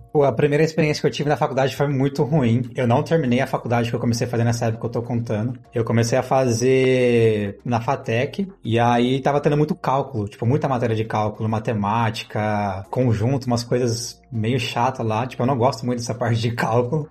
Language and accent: Portuguese; Mogi Guaçu, São Paulo, Brazil; sou de Mogi Guaçu, interior de São Paulo